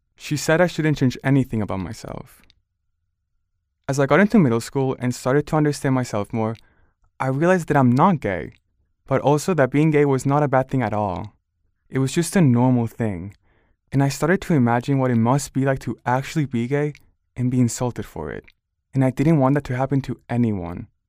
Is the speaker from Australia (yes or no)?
no; Barcelona, Catalonia, Spain; now in United States; I grew up in Barcelona, a pretty diverse city where I saw many different kinds of people